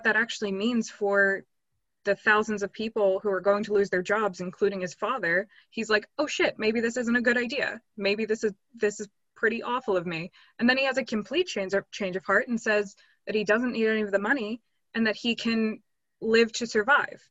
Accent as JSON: {"language": "English", "country": "United States", "tie": "born or raised there", "moved": "yes", "said": "I am American, grew up there"}